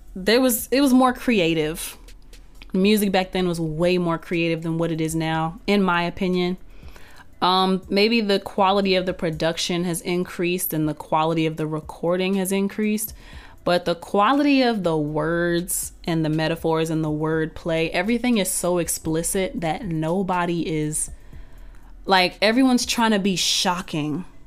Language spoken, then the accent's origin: English; Texas, United States; also born or lived in North Carolina; now in Atlanta, United States; I'm originally from Texas